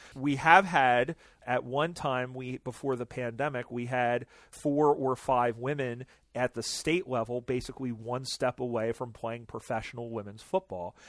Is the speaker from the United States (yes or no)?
yes; United States; I'm American